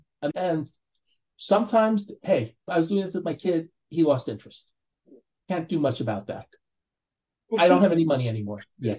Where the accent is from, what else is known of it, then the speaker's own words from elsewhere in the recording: New York, United States; I'm from New York, so I say online. Most people say in line, but we say online in New York.